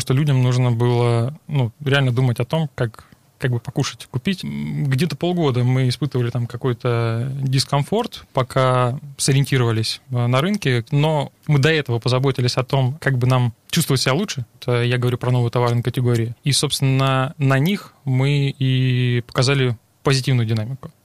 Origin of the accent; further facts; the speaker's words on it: Rostov-on-Don, Rostov Oblast, Russia; also born or lived in Moscow / Krasnodar; Я ростовчанин